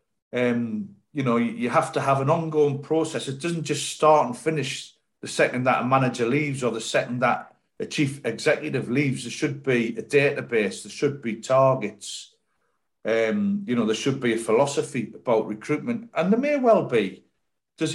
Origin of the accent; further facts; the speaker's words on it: Sunderland, North East England, United Kingdom; moved away as an adult; now in Bristol, United Kingdom; When I come down here from Sunderland to Bristol City, it was a big move because it was the other end of the country for me. I'd never been out the North East